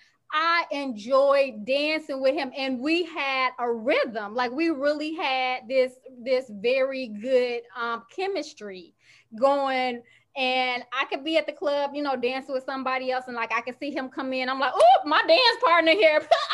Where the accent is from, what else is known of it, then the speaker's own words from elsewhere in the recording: Chicago, Illinois, United States; I'm from Chicago